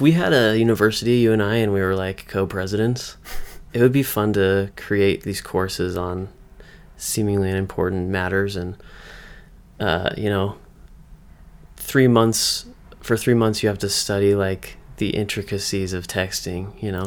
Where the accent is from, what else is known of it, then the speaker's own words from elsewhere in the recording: Western Massachusetts, United States; now in Utah, United States; I'm from Western Mass